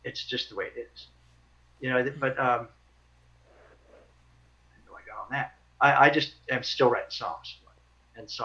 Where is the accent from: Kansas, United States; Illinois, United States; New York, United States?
Kansas, United States; Lawrence and Wichita; moved away as an adult; my hometown, towns like Lawrence and Wichita